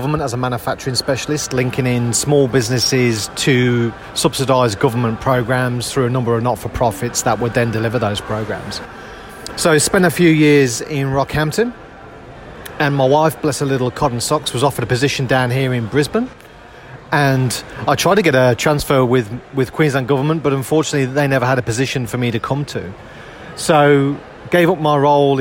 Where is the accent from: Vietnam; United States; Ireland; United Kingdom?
United Kingdom; moved away as an adult; now in Australia; as you'll gather from my accent, I'm not a local boy to Australia. So I came out to Australia from the UK back in 2008.